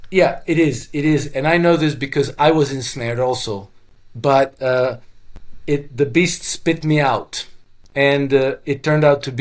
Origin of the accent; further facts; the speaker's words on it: Croatia; first language Croatian; English is a second language; Russian is very similar to Croatian, which is my mother tongue